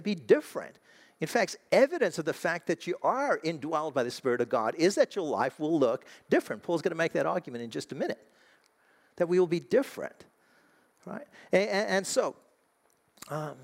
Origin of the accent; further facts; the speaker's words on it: South Africa; now in United States; I'm an American. Technically, I'm South African